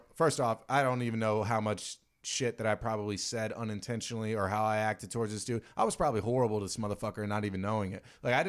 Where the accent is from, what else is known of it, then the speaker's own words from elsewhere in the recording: Virginia, United States; moved away; I grew up in Virginia